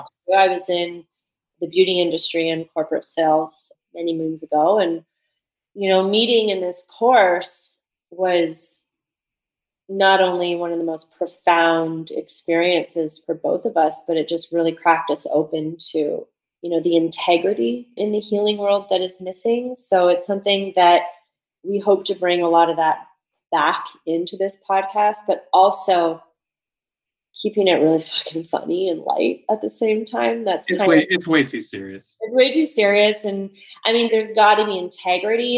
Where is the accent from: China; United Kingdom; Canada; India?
Canada; London, Ontario; moved away as an adult; also born or lived in Montreal / Chicago; I've like put my roots down in my hometown of London, Ontario